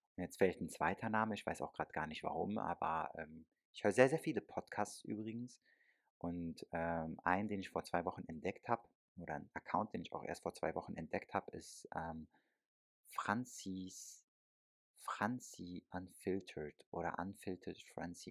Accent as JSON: {"language": "German", "country": "Germany", "tie": "born or raised there", "said": "ich bin selber aber in Deutschland aufgewachsen und geboren"}